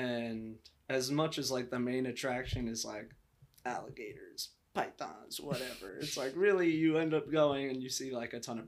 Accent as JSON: {"language": "English", "region": "Florida", "country": "United States", "tie": "born or raised there", "also_born_or_lived": "New York", "moved": "as an adult", "lives_now": "Los Angeles, United States", "said": "I was born in New York, and then I moved to Florida when I was like 3 years old. So I feel a bit phony, like claiming New York."}